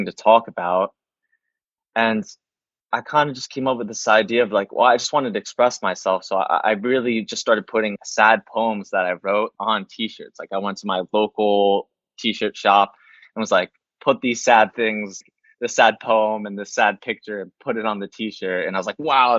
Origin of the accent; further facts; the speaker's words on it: East Coast, New Jersey, United States; now in Los Angeles, United States; I was from the East Coast